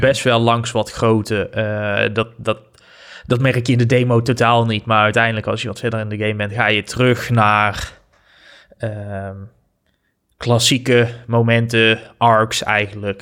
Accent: Netherlands; wij als Nederlanders

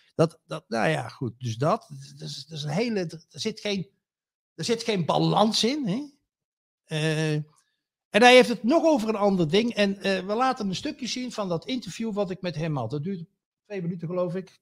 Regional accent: North Brabant, Netherlands; West-Brabant in het bijzonder. De plek waar ik woon, ja? Waar ik geboren ben en getogen ben.

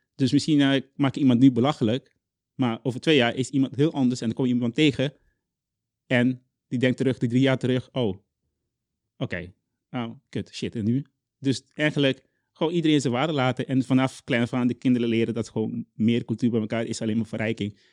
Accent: Curaçao; Dutch is a second language; moved away as an adult; also born or lived in Zwolle, Netherlands; now in Netherlands; ik kom uit Curaçao

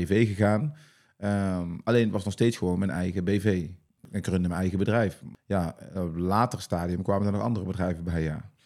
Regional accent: North Brabant, Netherlands; accent: Brabant

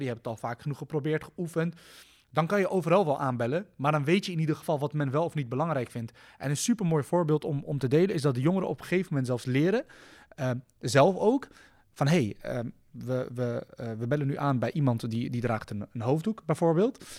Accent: The Hague, South Holland, Netherlands; ik kom zelf uit de Schilderswijk

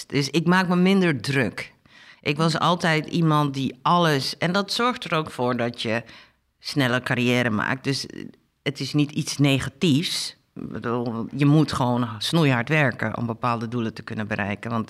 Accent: Suriname; also born or lived in Amsterdam, Netherlands; geboren in Amsterdam en teruggaan naar uh, eh, geremigreerd met mijn ouders. Die zijn bewust teruggegaan naar Suriname. Mijn vader was districtsecretaris

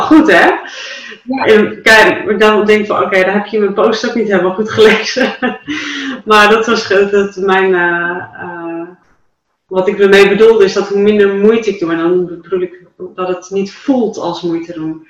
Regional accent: Dalen, Drenthe, Netherlands; in Dalen, voor mijn geboortedorp

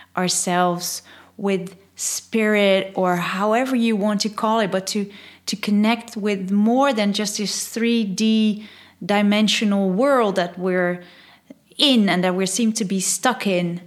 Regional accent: Netherlands; first language Dutch; English is a second language; I'm Dutch, I'm from Holland.

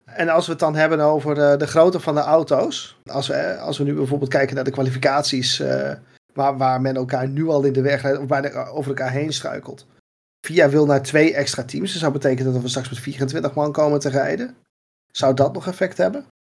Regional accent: Netherlands; ons als Nederlanders

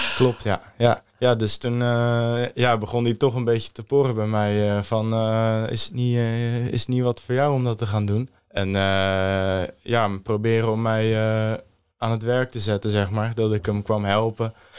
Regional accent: Stellendam, South Holland, Netherlands; Ik kom uit Stellendam

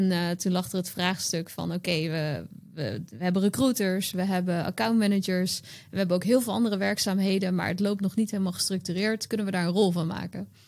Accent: Utrecht, Netherlands; now in Rotterdam, Netherlands; ik was toen net naar Rotterdam verhuisd en ik kwam uit Utrecht.

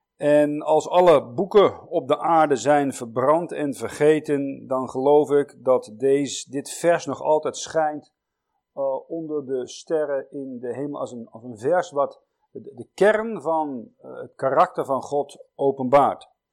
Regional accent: Netherlands; als Nederlanders

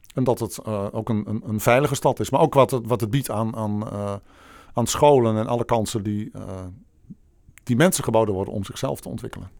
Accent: Bolsward, Friesland, Netherlands; also born or lived in Egmond; now in Amersfoort, Netherlands; de mooie stad Bolzwart in Friesland. Oh ja. Waar ik geboren en getogen ben

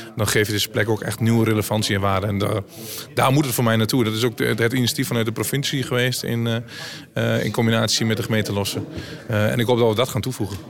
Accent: North-East Twente, Overijssel, Netherlands; Ik kom zelf uit Noord Oost Twente

